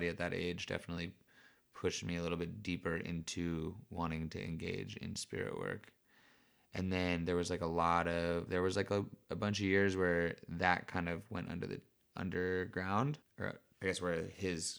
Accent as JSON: {"language": "English", "town": "Berkeley", "region": "California", "country": "United States", "tie": "born or raised there", "said": "I was raised in South Berkeley, right by the Oakland border, where I now make hats and help to take care of my dad."}